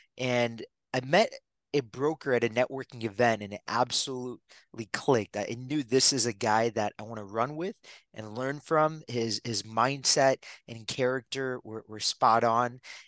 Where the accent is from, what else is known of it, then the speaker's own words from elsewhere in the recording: Detroit, Michigan, United States; born there; For me, I was born in Michigan, Detroit. My mom was 16 when she came to the country. My dad was 21.